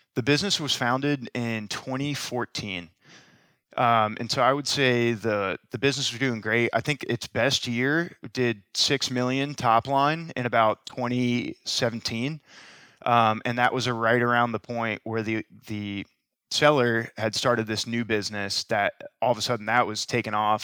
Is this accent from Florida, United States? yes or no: yes; Tampa, Florida, United States; both born and raised in Tampa, both went to the University of Florida